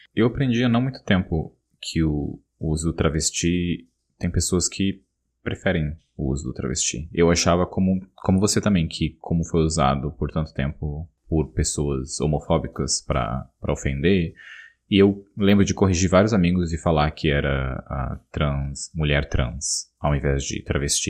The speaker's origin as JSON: {"language": "Portuguese", "region": "São Paulo", "country": "Brazil", "moved": "as an adult", "said": "A gente, como paulista morando em São Paulo, a gente tem São Paulo na gente"}